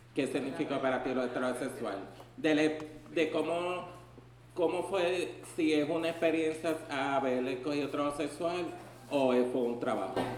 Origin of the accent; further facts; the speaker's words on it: Ponce, Puerto Rico; now in San Juan, Puerto Rico; soy de la ciudad nacida y criada de Ponce eh, de Ponce fue que vine a invadir la bandera acá, como decimos, a San Juan